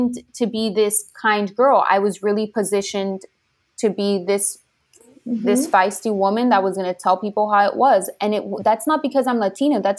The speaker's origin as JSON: {"language": "English", "town": "Miami", "region": "Florida", "country": "United States", "tie": "born or raised there", "said": "I grew up in Miami"}